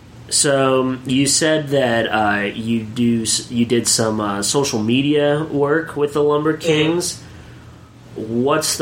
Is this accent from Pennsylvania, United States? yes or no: yes; Williamsport, Pennsylvania, United States; I grew up in Williamsport, Pennsylvania, home of the Williamsport Crosscutters